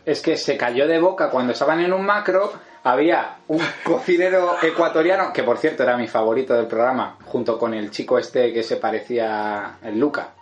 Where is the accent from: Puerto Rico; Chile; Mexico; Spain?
Spain; los españoles tenemos